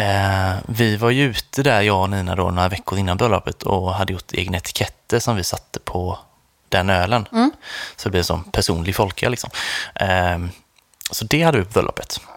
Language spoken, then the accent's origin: Swedish; Sweden; vi kom från Sverige